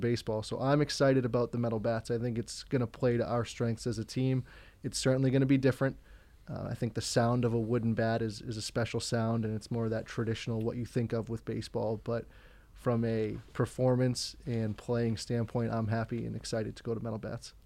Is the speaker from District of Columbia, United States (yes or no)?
no; Braintree, Massachusetts, United States; I grew up in Braintree, Massachusetts